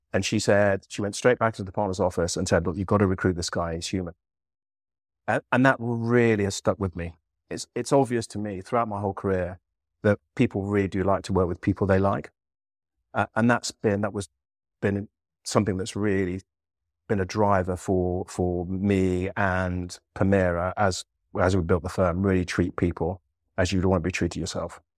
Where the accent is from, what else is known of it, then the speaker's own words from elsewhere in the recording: Leicester, East Midlands, United Kingdom; moved away as an adult; growing up in Leicester, you'd encountered all this pretty much every single racial slur you could imagine from the age of five